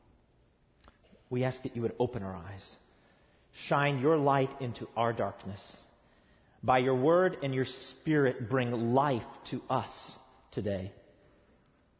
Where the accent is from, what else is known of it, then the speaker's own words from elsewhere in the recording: East Tennessee, United States; moved away as an adult; now in Southern California, United States; I come from East Tennessee, where we get 60 inches of rain a year